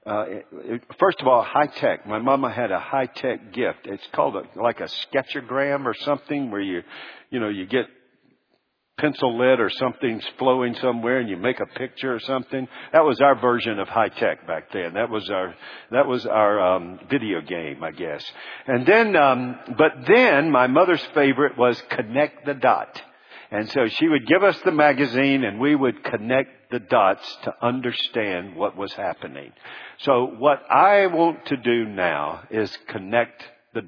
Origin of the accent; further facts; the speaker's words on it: Charlotte, North Carolina, United States; When I was born in Charlotte, North Carolina, and I was born and I didn't have any siblings